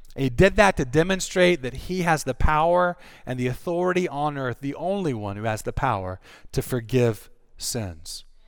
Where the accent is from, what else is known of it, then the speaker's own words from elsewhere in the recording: North Carolina, United States; I'm from North Carolina. We do pork down there